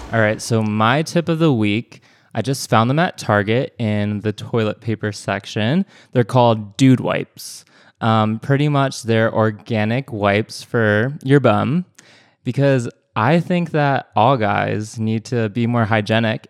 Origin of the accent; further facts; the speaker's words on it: New England, United States; now in Los Angeles, United States; my hometown is in New England